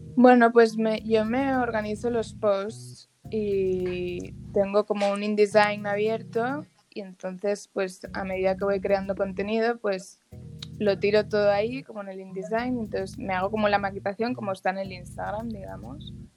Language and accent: Spanish; Barcelona, Catalonia, Spain; moved away as an adult; now in Dominican Republic; yo soy de Barcelona